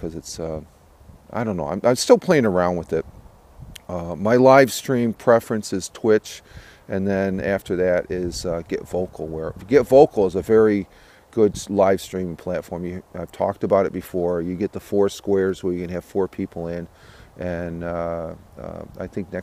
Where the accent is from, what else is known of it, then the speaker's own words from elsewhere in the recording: Tioga County, upstate New York, United States; upstate here, where I grew up here in Tioga County